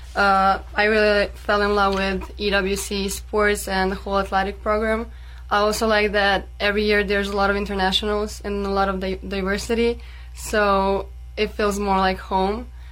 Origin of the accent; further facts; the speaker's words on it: Serbia; English is a second language; moved away as an adult; now in Wyoming, United States; I'm from Serbia